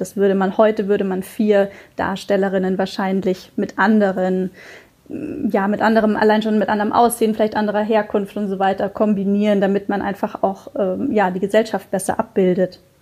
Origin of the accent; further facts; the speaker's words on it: Munich, Bavaria, Germany; für mich als Münchner Kindle, diese Serie gehört natürlich zu meiner Kindheit dazu